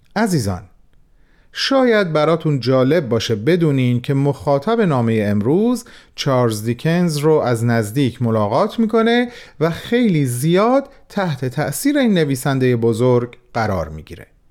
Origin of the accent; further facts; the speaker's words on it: Iran; به عنوان یک ایرانی